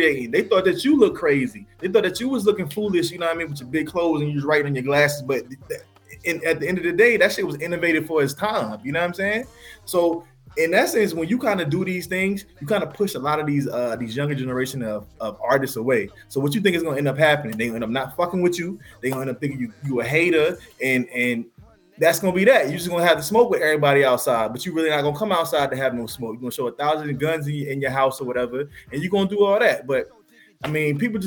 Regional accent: New York, United States; moved away; also born or lived in Atlanta, Georgia; I'm from New York

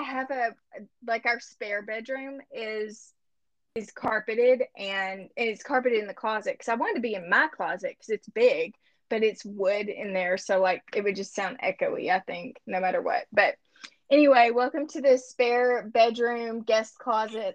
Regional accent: Monticello, United States; moved away as an adult; now in Bentonville, United States; the church that I grew up in Monticello

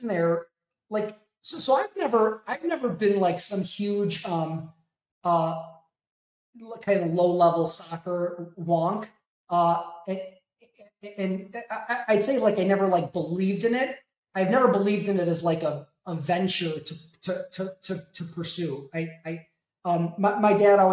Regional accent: Chicago, Illinois, United States; kind of born and raised in the Chicagoland area, will probably die in the Chicagoland area.

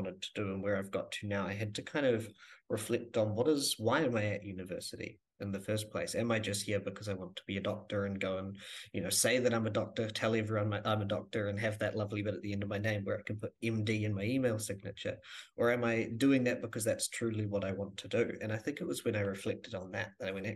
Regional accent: Rangiora, Canterbury, New Zealand; moved away as an adult; also born or lived in Christchurch; now in Dunedin, New Zealand; Born and raised in Christchurch, moved out to Rangiora, just north of Christchurch, when I was 9

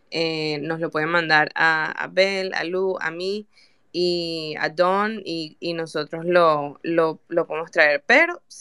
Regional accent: Venezuela; moved away; para las personas que, que no saben, yo soy venezolana. Y una, es muy lindo ser venezolana, pero también trae muchos problemas con la parte de tener pasaporte, especialmente si no vives en Venezuela.

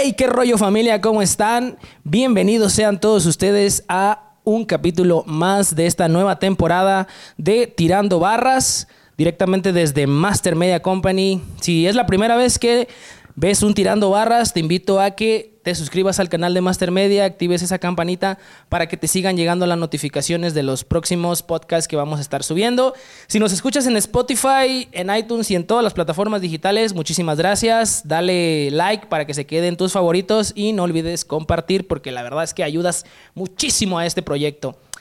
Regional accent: Oaxaca, Mexico; now in Guadalajara, Mexico; Oaxaca, soy de Oaxaca

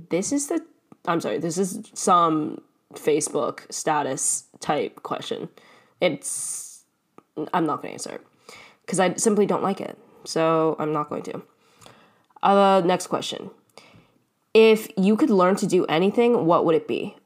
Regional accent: Canada; I am Canadian

